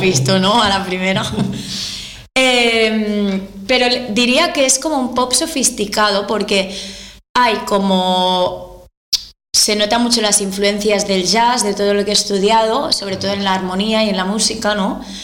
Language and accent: Spanish; Malgrat de Mar, Catalonia, Spain; yo soy de Malgrat de Mar, eh, es un pueblo muy pequeño, ¿vale? De costa.